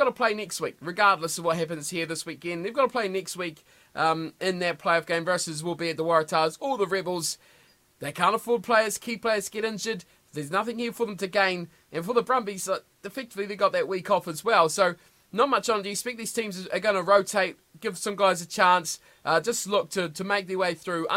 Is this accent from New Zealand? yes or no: yes; the South Island of New Zealand, New Zealand; I'm from the South, always have been the South of the South